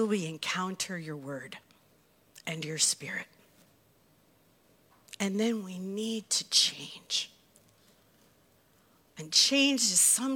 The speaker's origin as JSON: {"language": "English", "country": "United States", "said": "As American Christians"}